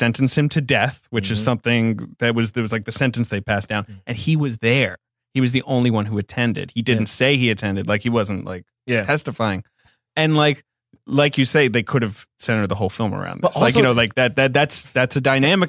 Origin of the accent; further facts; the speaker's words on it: United Kingdom; Because I'm saying, as a Brit